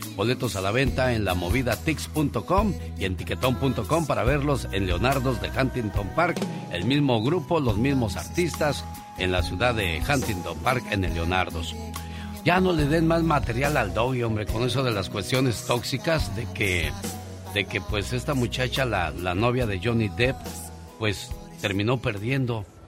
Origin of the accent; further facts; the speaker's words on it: Guerrero, Mexico; moved away; also born or lived in Mexico City; Nosotros somos del estado de Guerrero